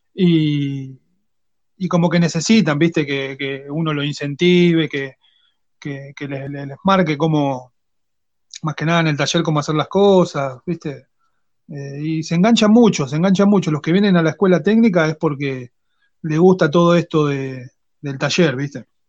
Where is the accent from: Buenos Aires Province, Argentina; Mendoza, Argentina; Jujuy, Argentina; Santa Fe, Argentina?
Buenos Aires Province, Argentina; Quilmes; Yo soy de Quilmes.